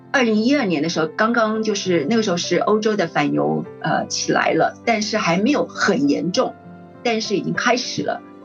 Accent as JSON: {"language": "Chinese", "country": "Taiwan", "said": "我们这个比较封闭的中华民国台湾"}